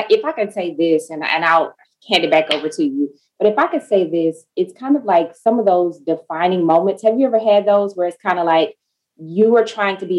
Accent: DeSoto, Texas, United States; I actually grew up in DeSoto. So I graduated from DeSoto High School

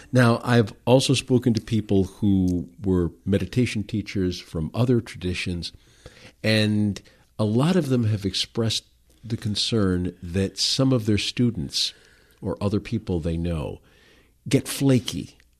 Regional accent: Detroit, Michigan, United States; now in Grand Rapids, United States; growing up in Detroit

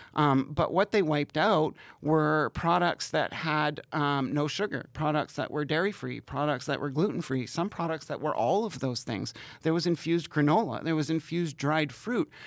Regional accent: Canada; my hometown is, is in a weird place. It's right on the border of Ontario and Quebec and Canada and the United States.

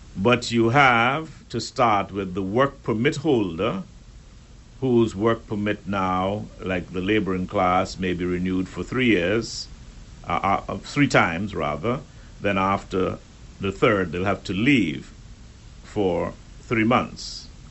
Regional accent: Turks & Caicos Islands; we Turks and Caicos Islanders

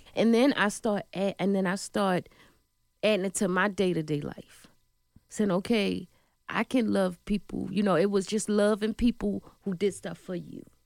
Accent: Baltimore, Maryland, United States; I was born in Baltimore, Maryland

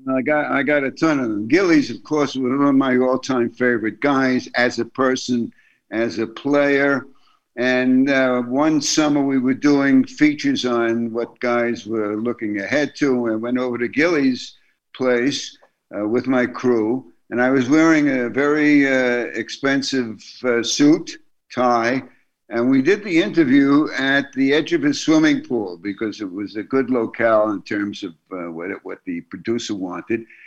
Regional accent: New York City, New York, United States; my growing up in Brooklyn

